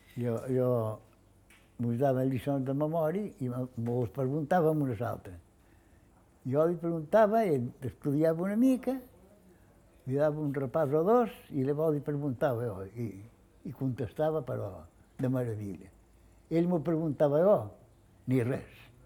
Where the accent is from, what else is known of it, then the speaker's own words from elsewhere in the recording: Formentera, Balearic Islands, Spain; vaig néixer a Formentera el dia 15 de novembre del 28